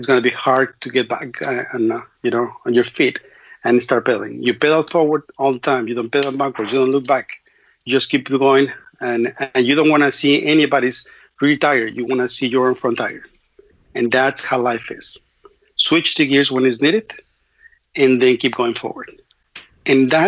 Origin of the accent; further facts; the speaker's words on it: Mexico City, Mexico; English is a second language; moved away; also born or lived in Austin / Brownsville; I'm from Mexico City, so I'm in Mexico City, a block from my home